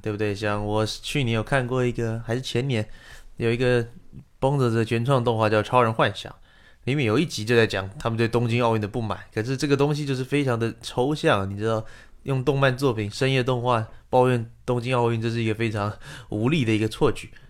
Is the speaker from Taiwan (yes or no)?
yes; Taiwan; 我是台湾人，我有时候会比你们早看到一些电影